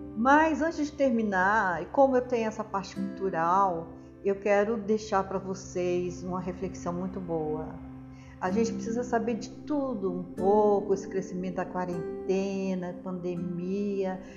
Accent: Brazil; also born or lived in São Paulo; sou brasileiro

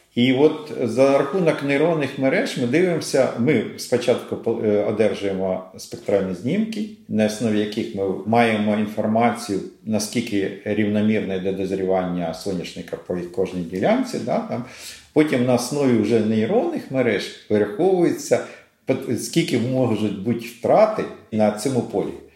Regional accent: Kharkiv, Kharkiv Oblast, Ukraine; Я сам з Харкова, да, сам і з Харківщини

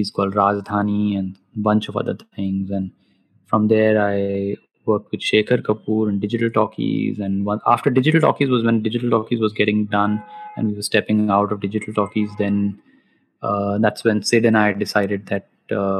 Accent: Roorkee, Uttarakhand, India; moved away; also born or lived in Delhi; Roorkee. So, which was my hometown.

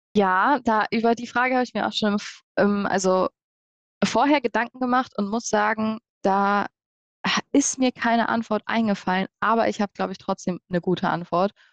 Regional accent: Hanover, Lower Saxony, Germany; wir kommen ja alle aus Hannover und haben da ja studiert, haben auch unser Büro

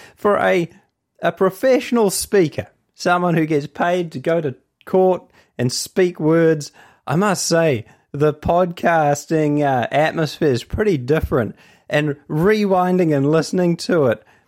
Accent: Hamilton, Waikato, New Zealand; I'm from Hamilton.

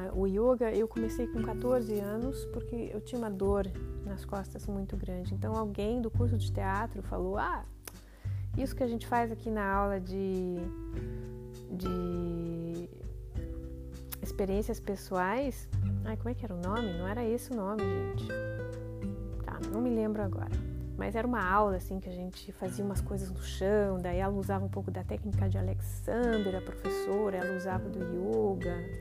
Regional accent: Curitiba, Paraná, Brazil; nasci em Curitiba no dia 12 de março.

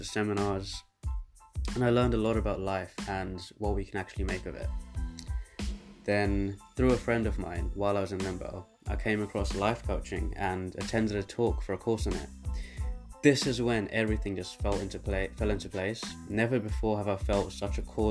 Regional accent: London, United Kingdom; also born or lived in South Africa / Birmingham; Then me and my family moved to London, where I now reside.

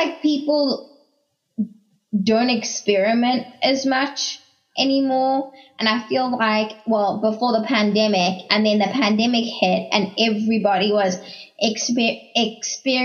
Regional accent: South Africa; I'm South African

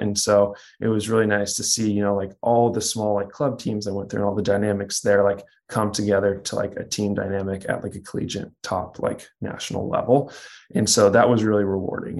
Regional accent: Kansas, United States; moved away; also born or lived in Texas; I grew up in Kansas

